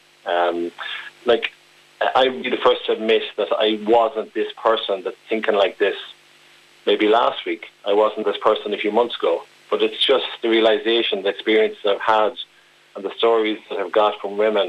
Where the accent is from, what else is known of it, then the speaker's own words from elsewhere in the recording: Mayo, Connacht, Ireland; I'm originally from Mayo